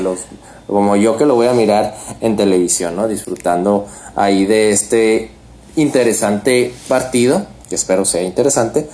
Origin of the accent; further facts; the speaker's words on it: Mexico; Como mexicano